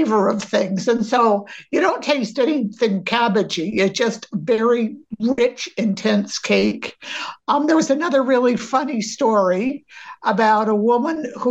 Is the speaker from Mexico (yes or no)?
no; Maine, United States; we grew up in Maine